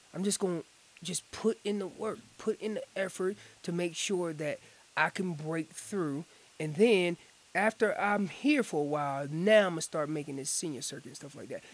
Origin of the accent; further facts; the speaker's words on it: Orange County, Chapel Hill area, North Carolina, United States; moved away; I am originally from North Carolina